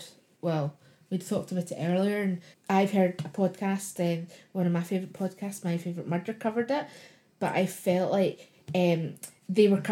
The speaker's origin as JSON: {"language": "English", "town": "Glasgow", "region": "Scotland", "country": "United Kingdom", "said": "I'm from Glasgow."}